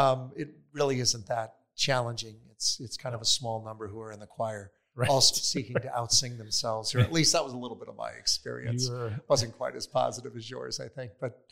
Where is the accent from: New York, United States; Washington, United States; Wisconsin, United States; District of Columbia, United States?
Wisconsin, United States; So I hail originally from Wisconsin. And moved several times in my life, and eventually entered into the seminary after college.